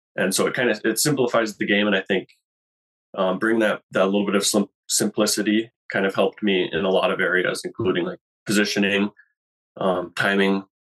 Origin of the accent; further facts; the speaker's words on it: North Pole, Alaska, United States; moved away as an adult; now in Boise, United States; I'm from Alaska. I spent uh, most of my time there up until three years ago